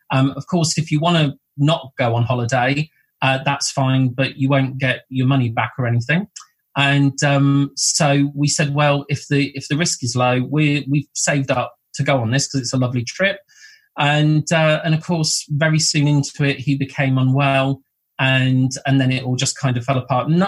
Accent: Bournemouth, South West England, United Kingdom; also born or lived in Blackpool; I was born in Blackpool, and um, my mum and grandparents came down to Bournemouth in 1978. So uh, we went from, from the north coast to the south coast um, into Bournemouth.

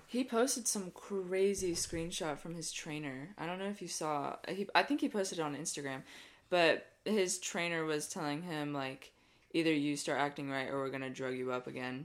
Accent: Lake City, Florida, United States; growing up in Lake City

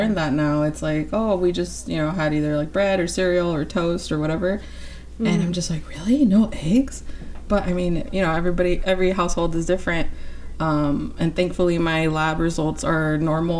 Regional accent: California, United States; I'm from California

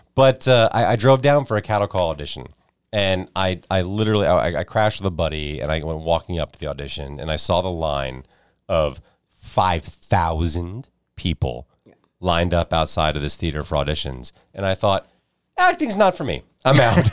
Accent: United States; Growing up outside New York City

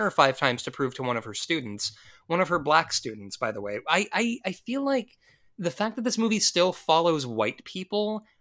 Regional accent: New Orleans, Louisiana, United States; I'm from New Orleans. It's cool.

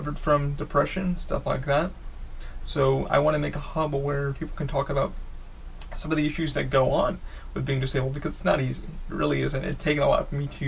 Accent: New York, United States; now in Orlando, United States; I grew up in New York, moved to Orlando

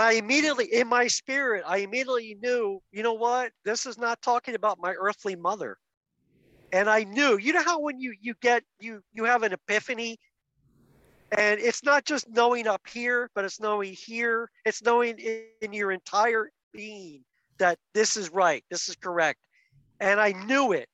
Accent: outside of Philadelphia, Pennsylvania, United States; I was raised outside of Philadelphia as Mennonite

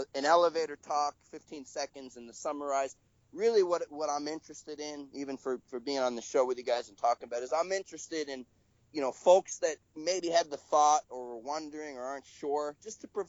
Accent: United States; I'm American

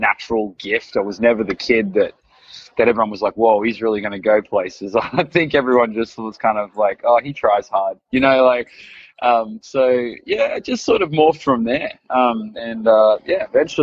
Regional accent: Queensland, Australia; I was up from Queensland

